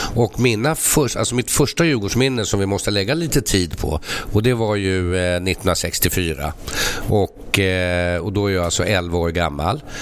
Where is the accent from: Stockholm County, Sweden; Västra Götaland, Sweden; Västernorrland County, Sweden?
Stockholm County, Sweden; Stockholm; så är jag uppvuxen här inne i stan